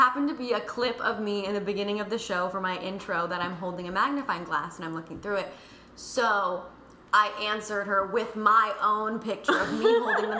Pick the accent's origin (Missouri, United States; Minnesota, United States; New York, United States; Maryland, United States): Minnesota, United States; We're from Minnesota.